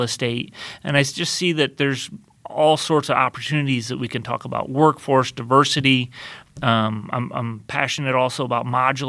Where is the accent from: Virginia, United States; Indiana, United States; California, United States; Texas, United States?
Indiana, United States; Nappanee; also born or lived in Bowling Green, Kentucky / Florida / Lexington, Kentucky; I grew up in Napanee, Indiana